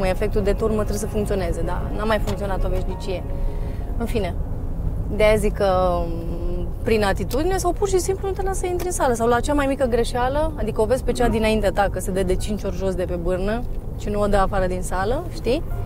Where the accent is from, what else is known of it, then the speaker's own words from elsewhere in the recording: Deva, Hunedoara County, Romania; also born or lived in Fălticeni, Suceava County, Romania; Eu crescând la Deva